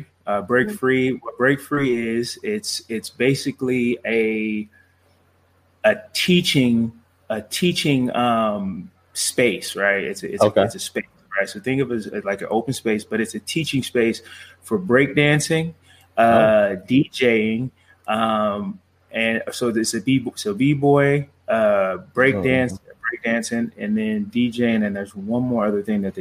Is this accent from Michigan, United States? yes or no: no; Los Angeles, California, United States; moved away as an adult; also born or lived in Arizona; now in Chandler, United States; I'm from Los Angeles, California, right? And I moved here, went to school at Arizona State, and I'm still here.